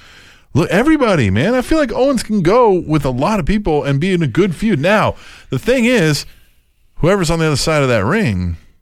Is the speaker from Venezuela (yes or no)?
no; Ireland; Maybe you forgot I'm from Ireland.